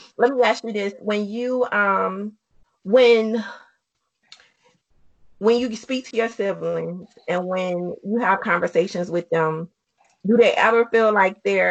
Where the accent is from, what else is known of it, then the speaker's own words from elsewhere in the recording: New Orleans, Louisiana, United States; I'm from New Orleans